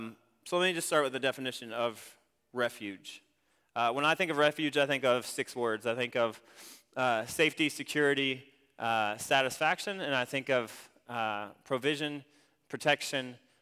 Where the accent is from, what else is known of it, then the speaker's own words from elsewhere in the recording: Ohio, United States; I grew up in Ohio. And I went to a smaller school, about the size of Central Heights.